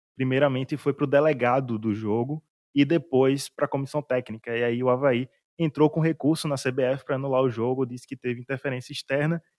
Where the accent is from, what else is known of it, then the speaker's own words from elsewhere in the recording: Northeast Region, Brazil; como nordestino